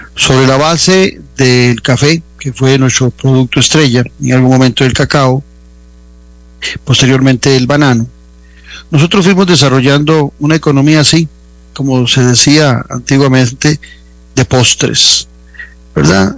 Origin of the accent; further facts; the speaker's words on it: Costa Rica; nuestra dieta particular como costarricenses